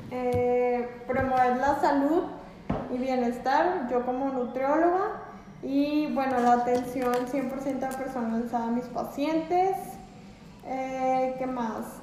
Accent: Mexico; Es que nosotros como mexicanos eh, tenemos muy malos hábitos en cuanto a la alimentación.

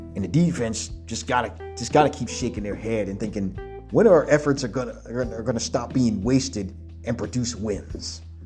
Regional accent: South Carolina, United States; my home state of South Carolina

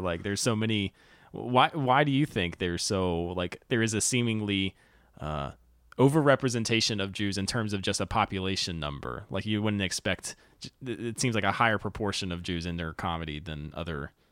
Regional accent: North Carolina, United States; I grew up in North Carolina.

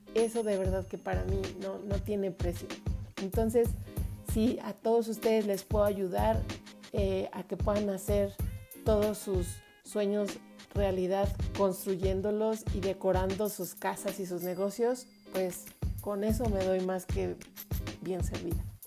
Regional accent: Mexico; cantábamos a todo pulmón y con mucho sentimiento como buenos mexicanos

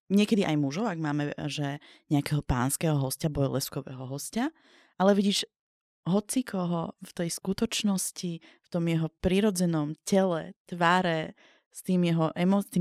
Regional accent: Slovakia; ja som dievča z Biskupice

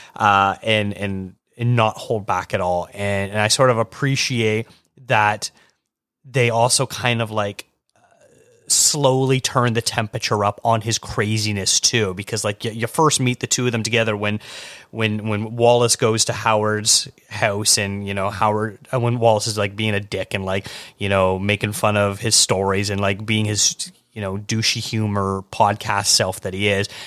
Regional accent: Canada; as a Canadian

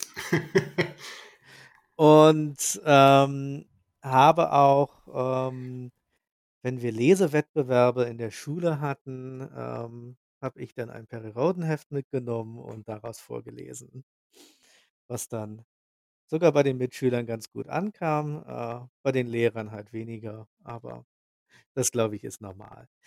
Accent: Sierksdorf, Schleswig-Holstein, Germany; ich komme aus Sierksdorf. Das liegt direkt an der Ostsee in der Lübecker Bucht

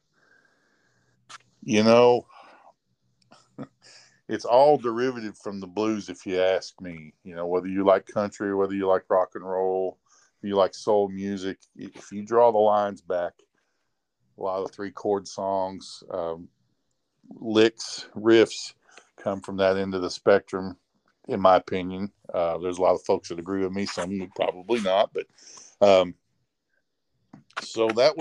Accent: Rantoul, Illinois, United States; a local music store where I grew up in Ransville, Illinois

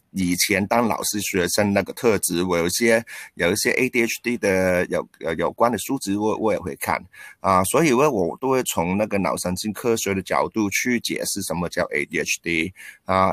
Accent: Hong Kong; also born or lived in Taiwan; 我是香港人，然后在台湾师大体育系的毕业，然后当过十几年的体育老师，啊，现在是一名全职的篮球教练

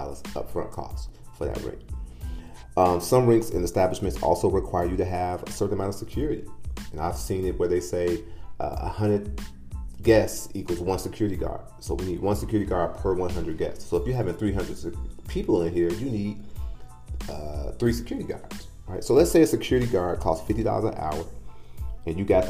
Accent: Midwest, United States; now in Phoenix, United States; I call it pop. I'm from the Midwest.

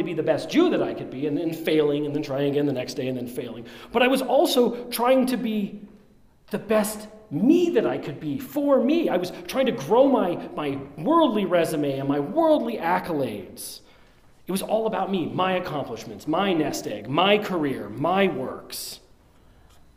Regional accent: Colorado, United States; I grew up here in Colorado

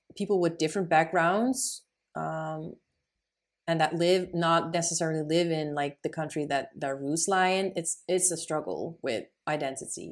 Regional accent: Netherlands; I have Moroccan roots, but I am born and raised in the Netherlands

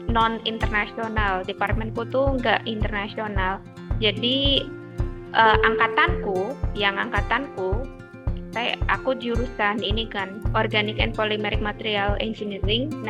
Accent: Banyumas, Central Java, Indonesia; aku asli Banyumas. Dela tahu Banyumas? Mbak aku Banyumas loh.

